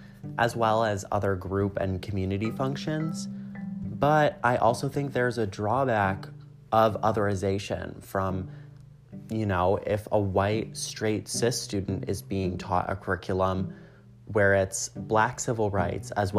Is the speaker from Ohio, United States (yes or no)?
no; Illinois, United States; I was from Illinois